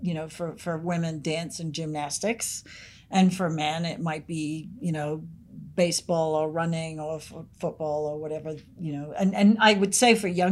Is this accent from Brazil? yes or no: no; Sydney, New South Wales, Australia; moved away; I lived where I grew up in Sydney. We had bush behind us.